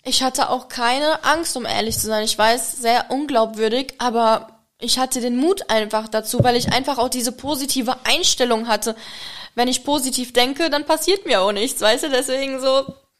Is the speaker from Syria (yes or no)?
no; Czechia; German is a second language; also born or lived in Germany / Egypt; now in Maldives; ursprünglich komme ich aus der Tschechei